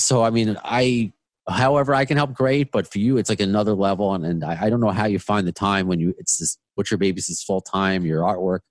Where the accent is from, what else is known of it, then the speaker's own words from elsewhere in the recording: Long Island, New York, United States; accent: Long Island; moved away as an adult; now in Queens, United States; I moved to to Queens from Long Island in September. I don't know if you can hear it. Long Island is my accent.